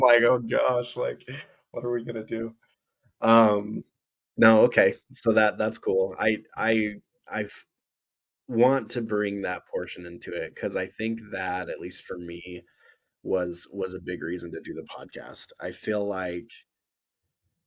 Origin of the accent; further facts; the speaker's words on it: Idaho, United States; we grew up in Idaho